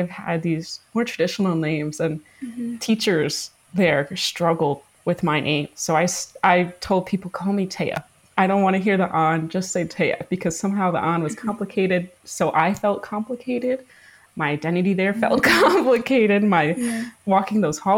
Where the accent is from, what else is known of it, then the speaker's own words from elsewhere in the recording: Chicago, Illinois, United States; I grew up on the south side of Chicago in Market Park